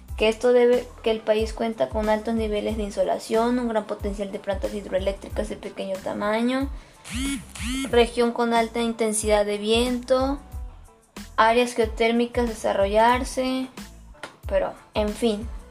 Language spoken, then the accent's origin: Spanish; Mexico; a nosotros como mexicanos